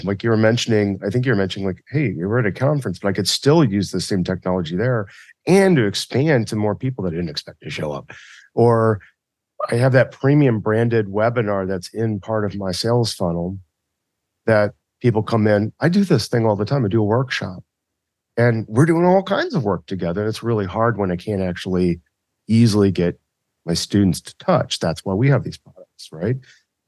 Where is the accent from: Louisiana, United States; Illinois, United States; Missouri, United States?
Missouri, United States; I'm from Missouri and our motto was show me